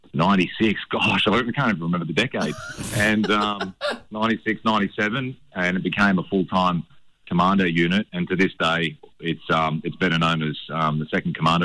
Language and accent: English; Redcliffe, Queensland, Australia; also born or lived in Hervey Bay; I grew up in Redcliffe and then my parents moved up towards Harvey Bay